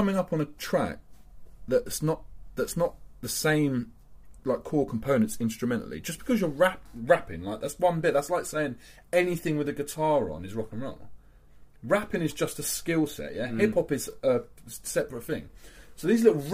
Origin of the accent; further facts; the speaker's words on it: London, United Kingdom; I'm from London.